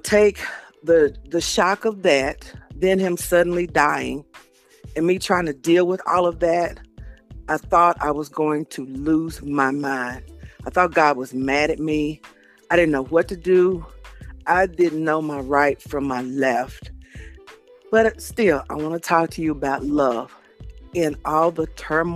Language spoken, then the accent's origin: English; Nashville, Tennessee, United States; I'm from Nashville, Tennessee.